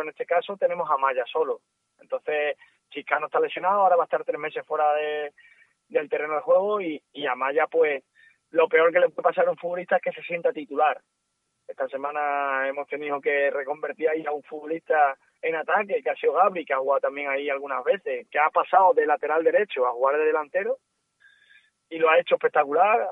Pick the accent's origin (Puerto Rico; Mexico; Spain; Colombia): Spain; Almendralejo, Extremadura; also born or lived in Seville; soy de Almendralejo, pero he nacido en Sevilla.